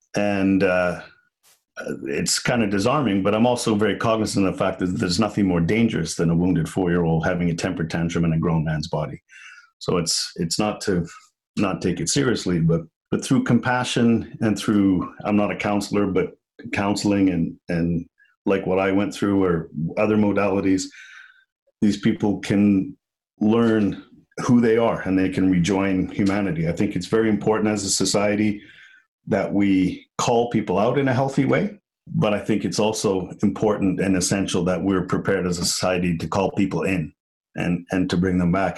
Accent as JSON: {"language": "English", "town": "Liverpool", "region": "North West England", "country": "United Kingdom", "moved": "yes", "said": "I'm from Liverpool."}